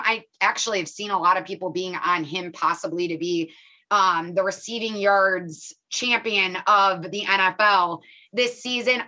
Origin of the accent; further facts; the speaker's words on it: Illinois, United States; I'm from Illinois